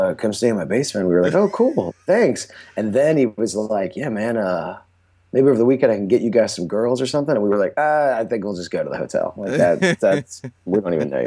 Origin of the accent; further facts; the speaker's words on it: Charlotte, North Carolina, United States; moved away as an adult; also born or lived in Pineville, North Carolina / Weddington, North Carolina / Chapel Hill, North Carolina; now in New York City, United States; I was born and raised in Charlotte, North Carolina